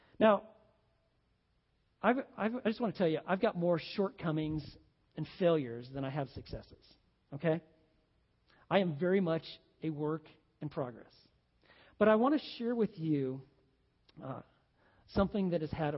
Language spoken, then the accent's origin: English; Oregon, United States; we're from Oregon